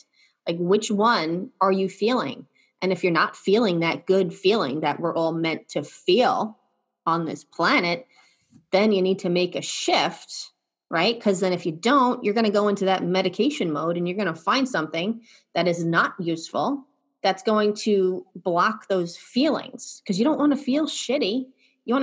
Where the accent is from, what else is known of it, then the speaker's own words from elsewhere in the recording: New York, United States; I'm from New York